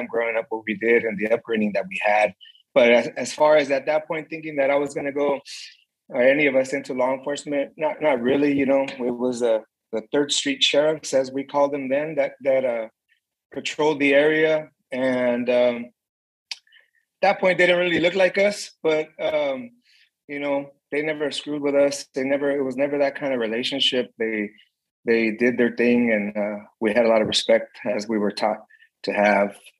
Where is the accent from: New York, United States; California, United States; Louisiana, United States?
California, United States; Los Angeles; growing up in East LA off of Hamel and Rowan, and we were just, you know, Mexican-American kids